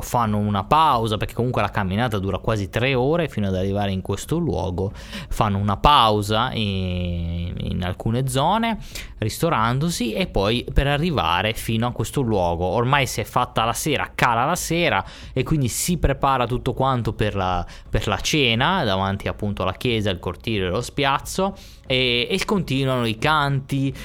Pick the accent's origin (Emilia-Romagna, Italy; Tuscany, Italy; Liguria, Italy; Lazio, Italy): Liguria, Italy; Ponente; noi qui nel nostro ponente